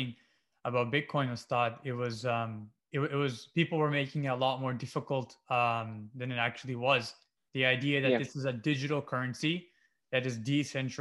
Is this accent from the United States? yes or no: no; Canada; I'm from Canada